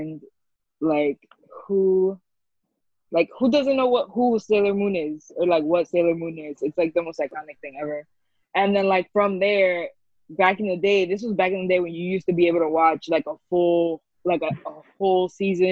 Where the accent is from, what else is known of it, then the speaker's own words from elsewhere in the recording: New York City, New York, United States; So I was born and raised in New York, grew up in the Bronx